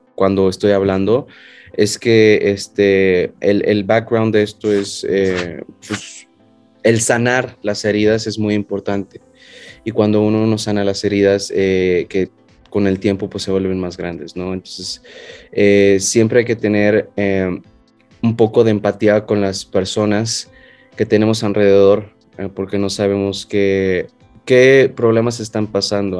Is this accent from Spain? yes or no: no; Mexico; Soy el primer mexicano que actúa en una de sus series.